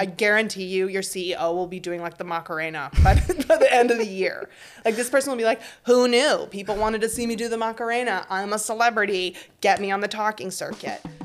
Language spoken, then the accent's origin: English; United States; now in Paris, France; I am American